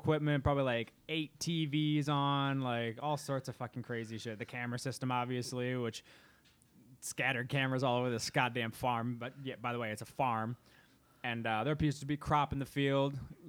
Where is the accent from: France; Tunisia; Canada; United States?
United States; Midwest; We're from the Midwest.